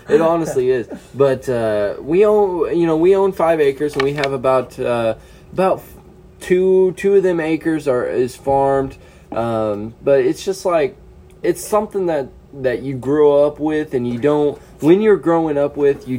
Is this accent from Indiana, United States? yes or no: yes; Indiana, United States; growing up in Indiana